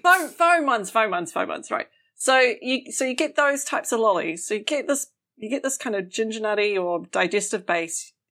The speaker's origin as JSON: {"language": "English", "country": "New Zealand", "moved": "yes", "said": "as a Kiwi"}